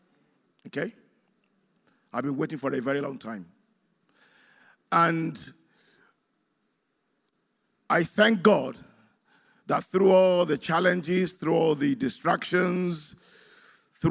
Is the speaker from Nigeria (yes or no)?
yes; Nigeria; moved away; where I come from Nigeria